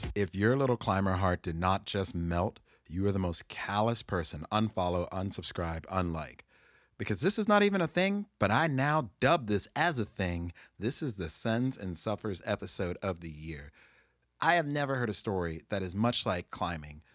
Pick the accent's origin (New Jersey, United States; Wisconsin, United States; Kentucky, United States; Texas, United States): Texas, United States; me being a Texan